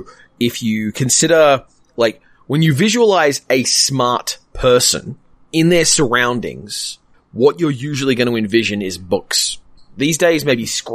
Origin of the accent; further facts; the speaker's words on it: Australia; as an Australian who votes and cares about voting systems